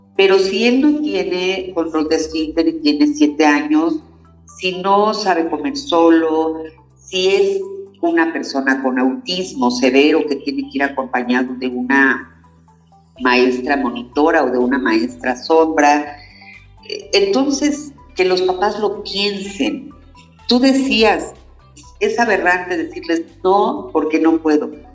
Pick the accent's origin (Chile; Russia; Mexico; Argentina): Mexico; Cuautitlán, State of Mexico; moved away; yo soy de aquí de Cuautitlán, me fui 33 años y ahora estoy regresando